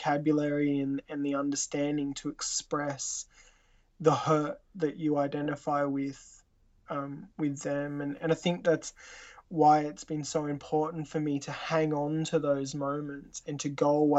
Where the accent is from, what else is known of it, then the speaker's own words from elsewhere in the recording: Tasmania, Australia; Growing up in Australia